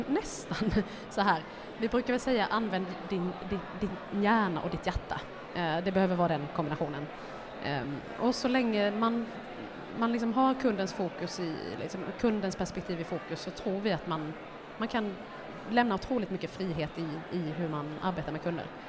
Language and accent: Swedish; Älmhult, Kronoberg County, Sweden; jag kommer från Älmhult då, jag har ju liksom ja. sprungit på Kampa, det gör alla